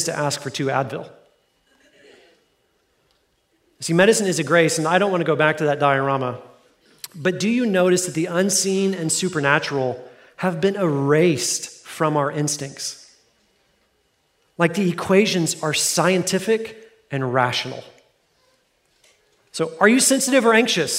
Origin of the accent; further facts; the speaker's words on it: Fort Worth, Texas, United States; I grew up in Fort Worth. That's my hometown.